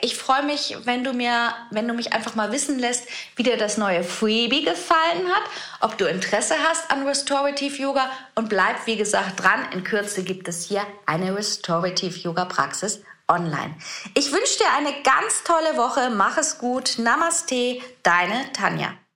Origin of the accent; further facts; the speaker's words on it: Germany; hier bei uns in Deutschland